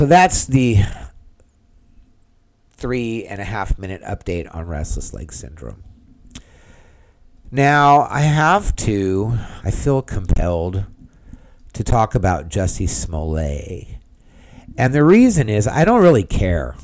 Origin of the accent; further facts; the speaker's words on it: California, United States; now in Central Florida, United States; I'm from California